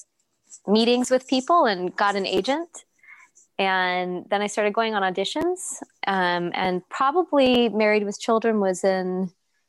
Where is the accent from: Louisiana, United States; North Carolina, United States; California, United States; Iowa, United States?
California, United States; San Jose; also born or lived in Pasadena, California; I grew up in San Jose, California, until I was about 15, and then we moved to Los Angeles, to Pasadena